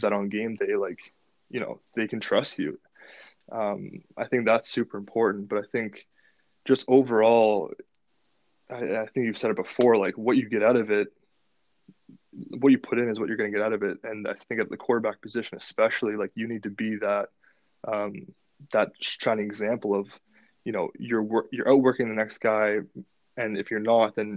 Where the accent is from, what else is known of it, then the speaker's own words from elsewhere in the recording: Ottawa, Ontario, Canada; I wanted to play in my hometown